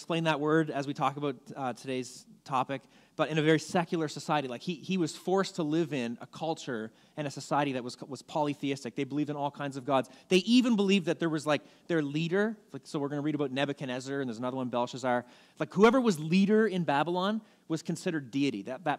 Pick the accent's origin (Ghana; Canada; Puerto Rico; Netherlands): Canada; as a Canadian, if you're a Jesus follower and you really love Jesus